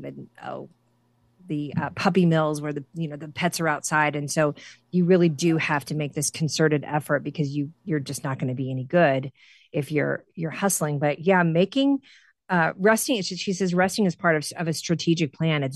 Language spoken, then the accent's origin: English; Central Illinois, United States; growing up in the Midwest, Central Illinois